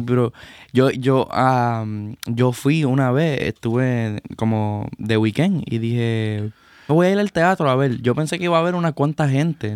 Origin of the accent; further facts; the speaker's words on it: Puerto Rico; como puertorriqueño